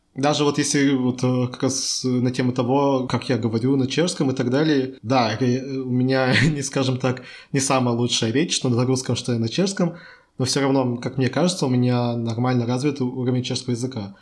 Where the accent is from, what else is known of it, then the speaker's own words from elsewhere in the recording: Chelyabinsk, Chelyabinsk Oblast, Russia; now in Czech Republic; я из России, из Челябинска